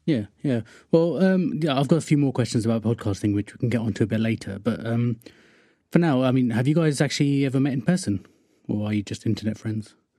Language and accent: English; Wokingham, South East England, United Kingdom; I'm from Workingham, which is just sort of west of London.